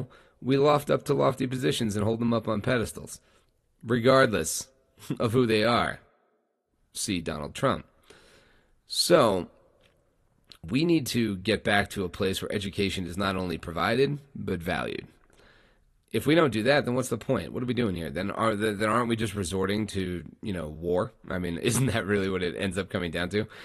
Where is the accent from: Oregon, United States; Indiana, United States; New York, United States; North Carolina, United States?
New York, United States; I grew up in New York